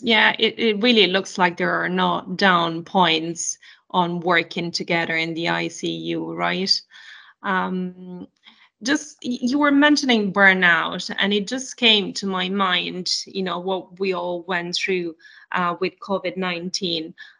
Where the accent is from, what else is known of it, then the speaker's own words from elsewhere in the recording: Italy; I'm from Italy.